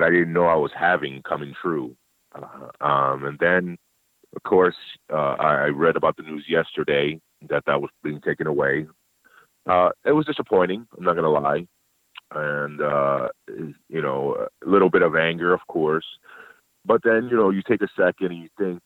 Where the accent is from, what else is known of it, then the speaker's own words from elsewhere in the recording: New York City, New York, United States; I'm from New York City. I was born in New York City